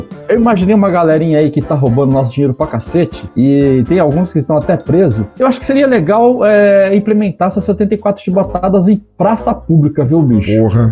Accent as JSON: {"language": "Portuguese", "region": "Paraná", "country": "Brazil", "moved": "yes", "lives_now": "São Paulo, Brazil", "said": "eu sou um paranaense perdido aqui em São Paulo"}